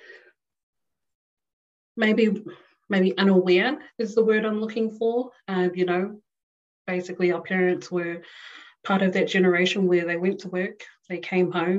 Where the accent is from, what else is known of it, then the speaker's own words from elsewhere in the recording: Auckland, New Zealand; moved away as an adult; now in Melbourne, Australia; born and raised in Auckland, I guess for the most part, South Auckland.